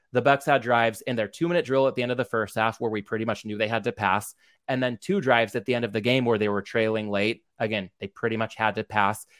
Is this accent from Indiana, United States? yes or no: no; Southern California, United States; growing up in Southern California